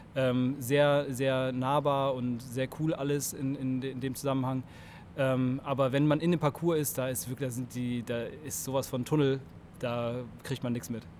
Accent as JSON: {"language": "German", "town": "Cologne", "region": "North Rhine-Westphalia", "country": "Germany", "said": "ich bin 33 äh, Jahre aus Köln"}